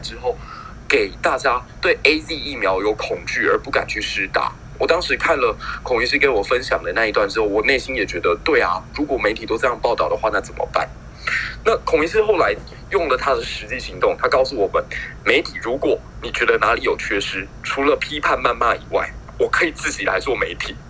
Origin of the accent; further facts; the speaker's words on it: Taiwan; 我觉得身为一个台湾人好，好好幸运能够拥有你们这样子的一群战友。